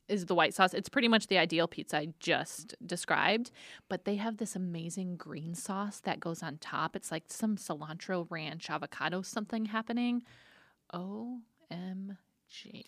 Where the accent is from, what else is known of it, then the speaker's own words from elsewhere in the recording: Detroit, Michigan, United States; Detroit style. My hometown